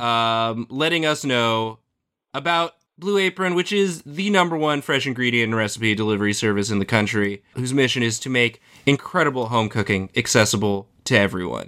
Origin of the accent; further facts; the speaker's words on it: Washington, D.C. suburbs of Maryland, United States; I'm from Maryland